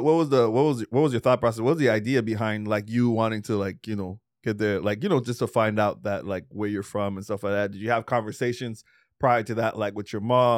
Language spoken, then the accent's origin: English; Trinidad & Tobago; now in Canada; growing up in Trinidad, I didn't know what racism was.